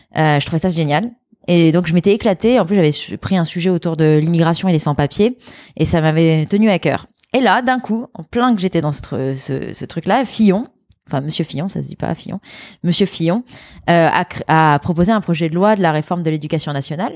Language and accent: French; Lyon, Auvergne-Rhône-Alpes, France; also born or lived in Grenoble; je, suis née à Grenoble, mais j'ai grandi à Lyon.